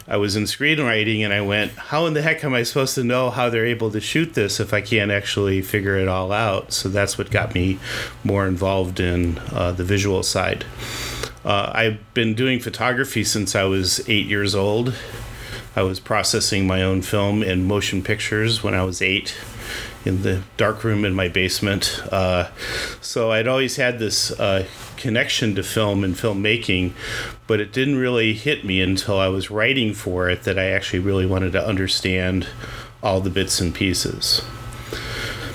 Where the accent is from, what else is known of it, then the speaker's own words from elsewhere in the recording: Detroit, Michigan, United States; moved away; also born or lived in California; I'm from Detroit, Michigan. As I always said, Detroit's a great place to be from